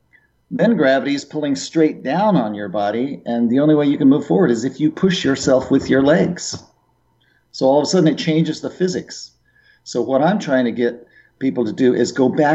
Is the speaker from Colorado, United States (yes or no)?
yes; Boulder, Colorado, United States; moved away as an adult; I grew up in Boulder